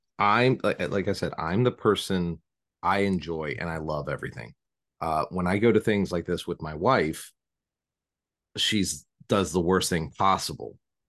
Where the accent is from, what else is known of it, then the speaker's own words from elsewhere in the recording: Southington, Connecticut, United States; my hometown or of Southington is got the haunting in Connecticut.